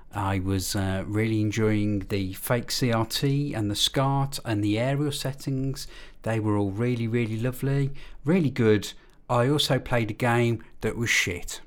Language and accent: English; Birmingham, West Midlands, United Kingdom; I'm from Birmingham, and I'm known as …